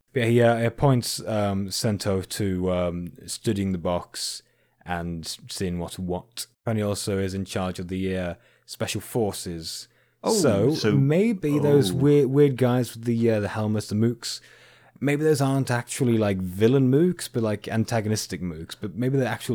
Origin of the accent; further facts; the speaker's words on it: Canada; I am from Canada, eh?